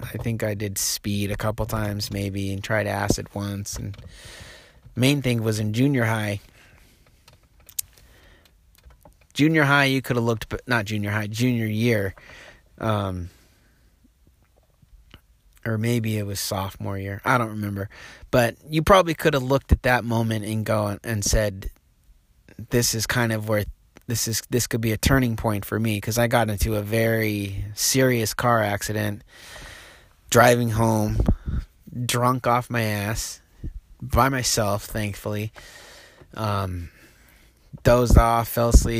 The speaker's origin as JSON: {"language": "English", "town": "Reedsport", "region": "Oregon", "country": "United States", "tie": "born or raised there", "also_born_or_lived": "Apache Junction, Arizona / Boise, Idaho", "moved": "yes", "lives_now": "Portland, United States", "said": "I grew up in Reed's Port, Oregon, which is a little logging community down on the coast, about 5,000 people"}